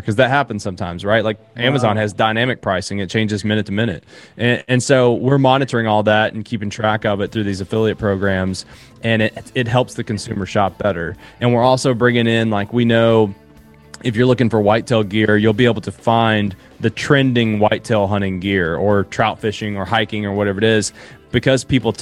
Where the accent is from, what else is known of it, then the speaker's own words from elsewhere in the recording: Appalachia, United States; I grew up in Appalachia